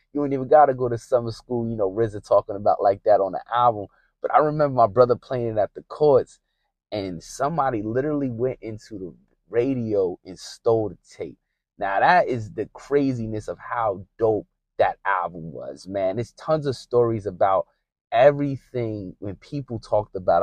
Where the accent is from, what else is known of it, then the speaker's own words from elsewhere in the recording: Northeast, United States; growing up in the Northeast